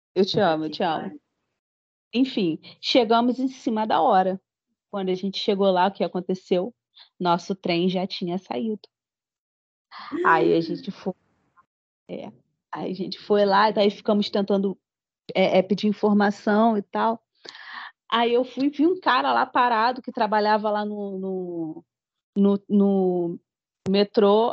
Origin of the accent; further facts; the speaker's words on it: Brazil; sou brasileira